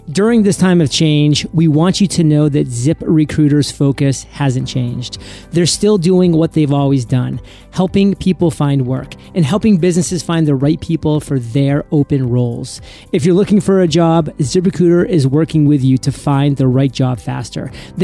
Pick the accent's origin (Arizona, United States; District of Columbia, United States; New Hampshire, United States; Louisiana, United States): District of Columbia, United States; Washington; I'm an American. I don't believe in philosophy. This is a fact, or as we say in my hometown of Washington, D.C., a true fact.